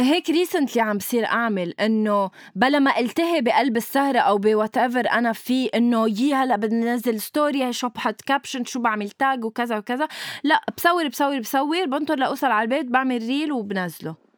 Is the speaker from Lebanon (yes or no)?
yes; Lebanon; نحن كلبنانية